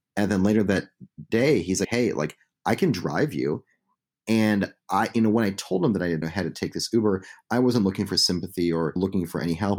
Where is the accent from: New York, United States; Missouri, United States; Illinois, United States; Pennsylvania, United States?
Illinois, United States; Chicago; a young kid growing up in Chicago